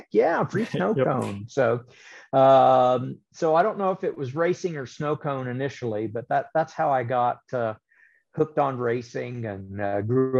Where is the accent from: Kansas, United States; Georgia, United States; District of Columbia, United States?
Kansas, United States; Topeka; they built Heartland Park Topeka, which was a giant road course / drag strip in my hometown